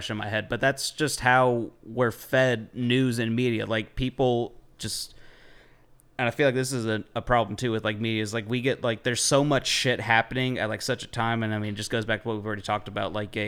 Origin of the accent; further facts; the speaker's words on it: United States; as an American, like, I love my fucking country